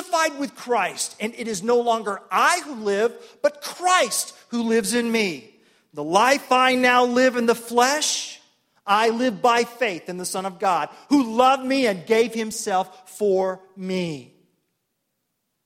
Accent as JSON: {"language": "English", "town": "Tulsa", "region": "Oklahoma", "country": "United States", "tie": "born or raised there", "said": "I grew up in Tulsa, Oklahoma, one of three boys"}